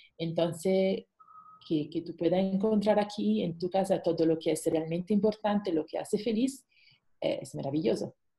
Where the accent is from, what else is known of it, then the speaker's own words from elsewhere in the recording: Italy; Spanish is a second language; moved away as an adult; also born or lived in Luxembourg / Singapore; now in Mexico; soy italiana, pero por el trabajo de mi esposo nos viajamos muchísimo